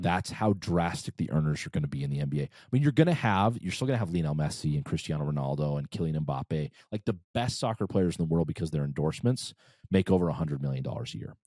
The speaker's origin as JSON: {"language": "English", "country": "United States", "also_born_or_lived": "Brazil", "said": "as an American"}